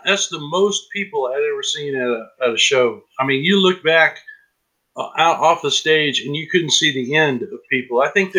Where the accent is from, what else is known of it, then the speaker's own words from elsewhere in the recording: Tennessee, United States; where are you from? And I'm like, Tennessee.